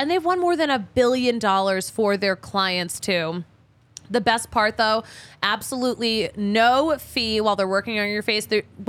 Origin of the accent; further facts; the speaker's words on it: New England, United States; oh, we're from New England.